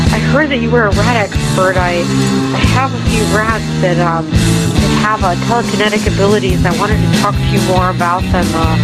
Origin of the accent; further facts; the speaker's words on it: Utah, United States; I'm from Utah.